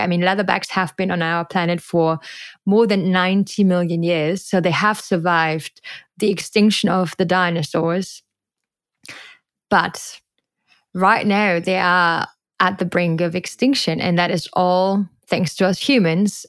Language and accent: English; Germany; moved away as an adult; now in Costa Rica; I am not only from Germany, I was literally growing up in a very industrial area and super landlocked